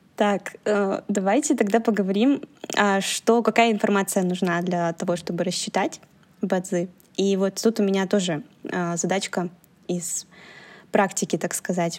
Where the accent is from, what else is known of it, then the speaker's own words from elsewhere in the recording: Belarus; now in China; я же родилась в Беларуси